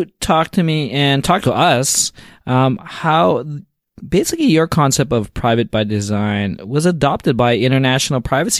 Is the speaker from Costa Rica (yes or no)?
no; Canada; me being a Canadian, I love the fact that Canadians are leading the forefront always in technology. I'm an old telco engineer